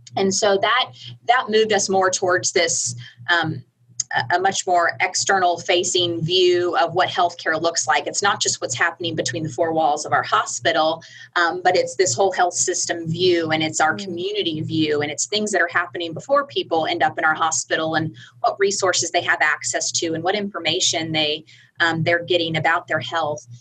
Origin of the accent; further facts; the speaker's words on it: Orlando, Florida, United States; moved away as an adult; also born or lived in Tennessee; now in Midland, United States; I'm from Orlando, Florida.